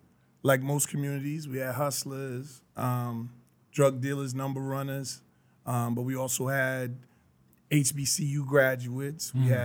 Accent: White Plains, New York, United States; born or raised there; moved away; also born or lived in Washington, D.C.

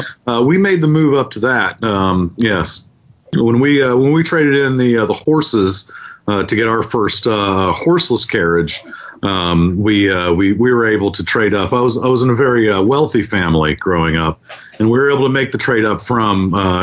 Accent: Norman, Oklahoma, United States; a lot of railroad tracks, a lot of potholes in Norman growing up

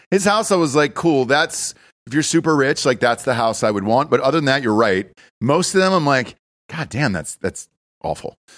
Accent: Atlanta, Georgia, United States; also born or lived in New York / Los Angeles / Wilmington, North Carolina; now in Texas, United States; I'm from Atlanta originally, right? And I'm, uh, from the burbs in Atlanta

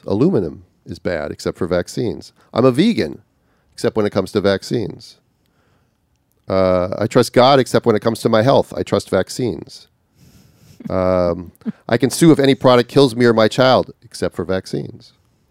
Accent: Minnesota, United States; now in Australia; up in northern Minnesota, which was just pressing for me because it's my home state.

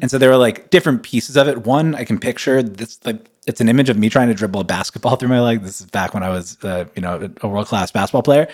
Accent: United States; now in New York, United States; I grew up playing ball in America

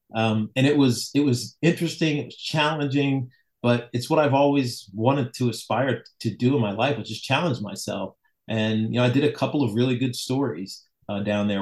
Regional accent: Roanoke, Virginia, United States; moved away; I was from Roanoke

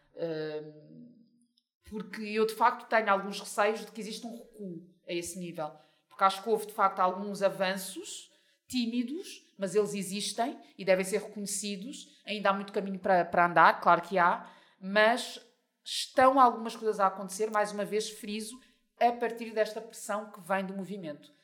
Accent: Portugal; first language Portuguese; also born or lived in Mozambique; Eu vivo em Portugal desde os meus três anos, portanto, eu cresci em Portugal

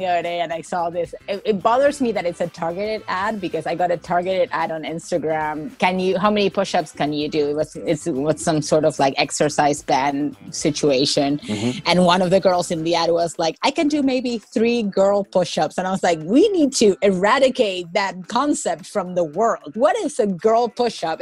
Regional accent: Argentina; now in United States; my growing up in Argentina

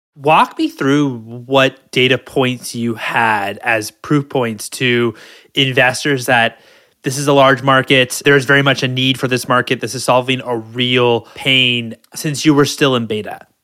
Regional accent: Washington, District of Columbia, United States; now in California, United States; I'm from the East Coast. I'm from Washington D.C.

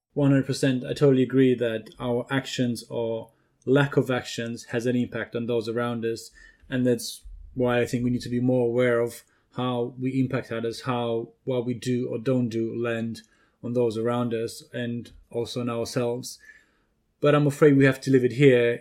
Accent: Romania; moved away; Growing up in Romania, you know, different culture, different uh, context

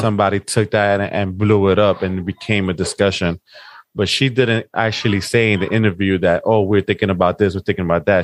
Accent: New York City, New York, United States; I grew up in South Bronx

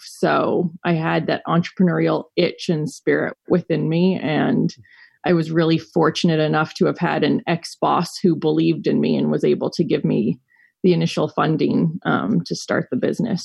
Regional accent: New York City, New York, United States; also born or lived in Colorado; I grew up in New York City and ran away to Colorado for college

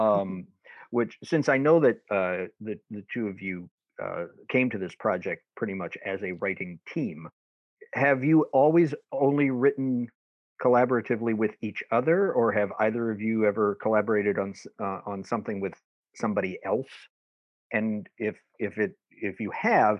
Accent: Midwest, United States; also born or lived in Florida; now in Chicago, United States; I grew up in the Midwest

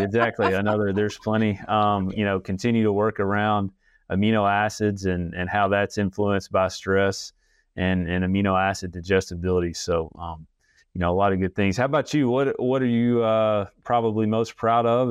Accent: Alabama, United States; moved away as an adult; also born or lived in Illinois / Arkansas; I'm actually an Alabama native, uh, just moved back to Alabama after being gone about, uh, ten years.

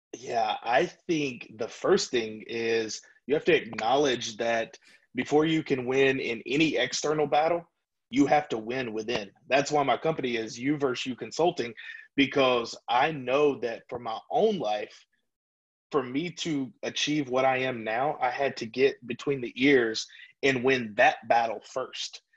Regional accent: Louisiana, United States; moved away; I'm from Louisiana originally

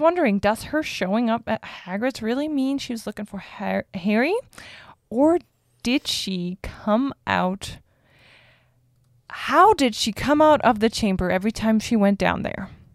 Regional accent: Germany; moved away; I'm from Germany

